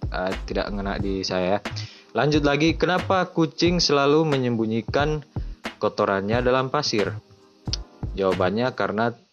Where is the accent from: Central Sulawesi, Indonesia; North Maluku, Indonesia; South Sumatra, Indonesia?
Central Sulawesi, Indonesia; Luwuk; di daerah saya di Luwuk kayaknya saya jarang lihat telur kayak gitu